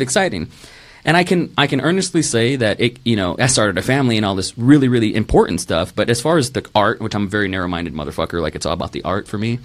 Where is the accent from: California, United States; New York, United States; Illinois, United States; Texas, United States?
Texas, United States; Rio Grande Valley; moved away; also born or lived in Tulsa, Oklahoma / Dallas, Texas; I was born in Tulsa, Oklahoma. Um, moved to Dallas for about a year and then moved to the Rio Grande Valley